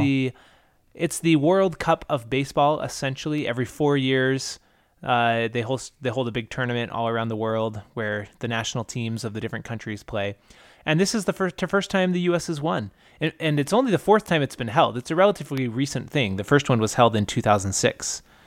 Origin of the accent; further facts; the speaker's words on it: Utah, United States; also born or lived in California; mostly I grew up in Utah and California. Um, not in that order, California, but mostly Utah